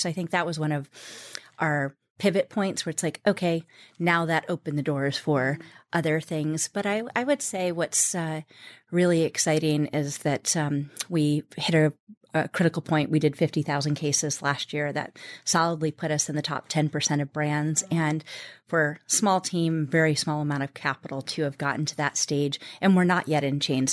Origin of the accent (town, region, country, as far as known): United States; born or raised there